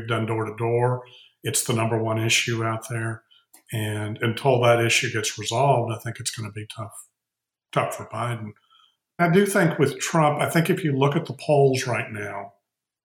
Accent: Texas, United States; being a Texan

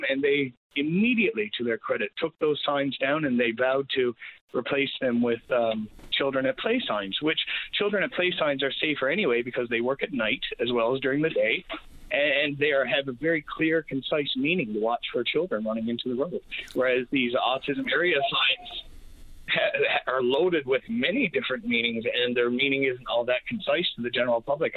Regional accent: Dover, Newfoundland and Labrador, Canada; moved away as an adult; also born or lived in Kingston, Ontario; I'm originally from Dover, and that's small town in around Bonavista Bay

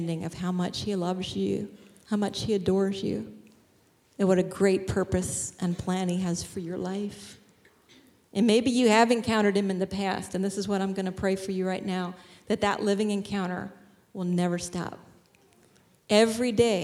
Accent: Shillington, Pennsylvania, United States; I'm from Shillington

